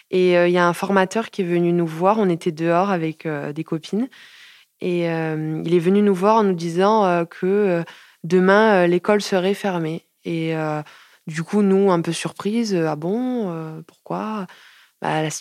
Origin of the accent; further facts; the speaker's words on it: Montpellier, Occitania, France; Je suis de Montpellier depuis toujours. Je suis née à Montpellier.